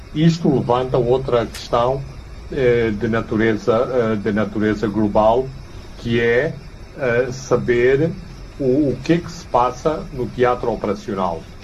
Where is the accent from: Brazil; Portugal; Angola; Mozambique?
Mozambique; Maputo, Maputo City; a cidade de Maputo, que é a cidade onde eu nasci e cresci